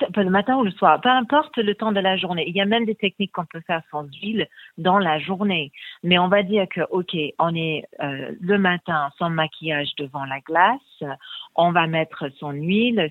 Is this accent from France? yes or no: no; England, United Kingdom; moved away; Je suis anglaise d'origine